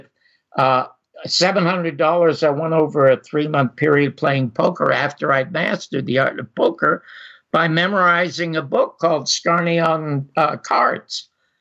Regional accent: Toronto, Ontario, Canada; I was born in Toronto

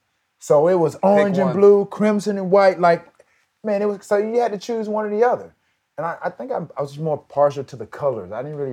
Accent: Alabama, United States; I'm from Alabama and Auburn right up the road.

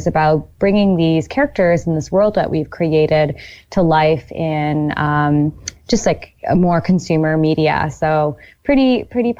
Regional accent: Mississauga, Ontario, Canada; I am a Canadian. Grew up in Mississauga, but have spent a lot of time abroad

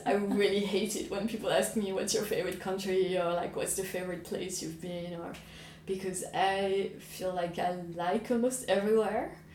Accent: France; moved away as an adult; France, which is my home country

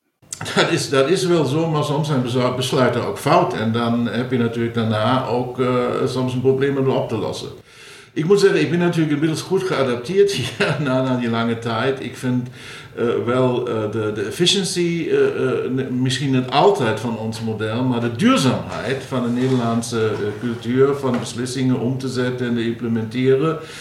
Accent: Saarland, Germany; Dutch is a second language; moved away as an adult; also born or lived in Heidelberg, Germany / San Diego, United States / Boston, United States / Berlin, Germany; now in Maastricht, Netherlands; ik ben opgegroeid aan de Franse grens in het Zaarland

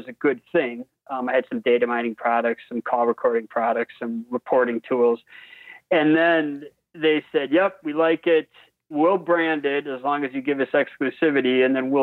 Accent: Wisconsin, United States; I was a basketball player from Wisconsin

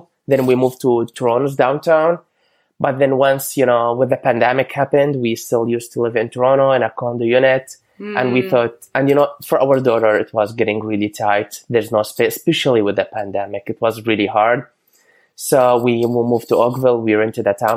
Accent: Amman, Amman Governorate, Jordan; English is a second language; moved away as an adult; now in Canada; So I grew up in Amman, the capital of Jordan

